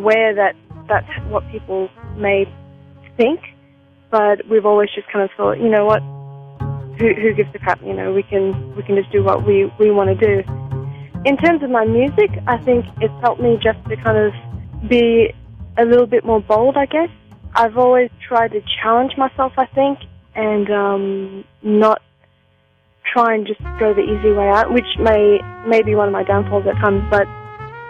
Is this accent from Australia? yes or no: yes; Perth, Western Australia, Australia; moved away as an adult; also born or lived in Kuala Lumpur, Malaysia; now in New York, United States; growing up in Perth, it's a very, very different city